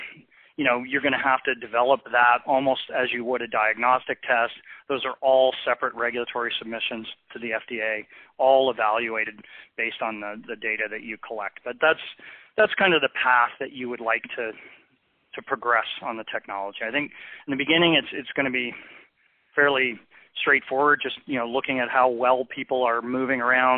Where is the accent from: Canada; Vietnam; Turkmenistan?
Canada; I practice medicine in a socialized system. I'm Canadian